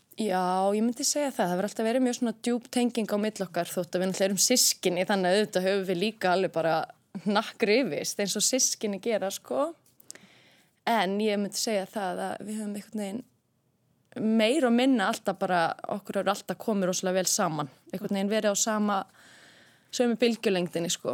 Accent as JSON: {"language": "Icelandic", "town": "Garðabær", "region": "Capital Region", "country": "Iceland", "tie": "born or raised there", "said": "ég er alveg upp í Garðabæi"}